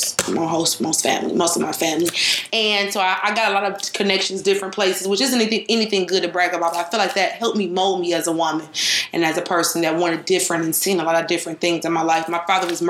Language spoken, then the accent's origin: English; Detroit, Michigan, United States; I'm hailing from Detroit, Michigan